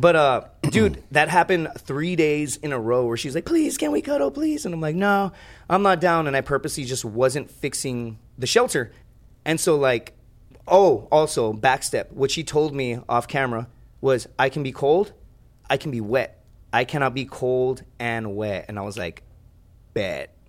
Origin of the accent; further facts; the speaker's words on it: Laredo, Texas, United States; It's my hometown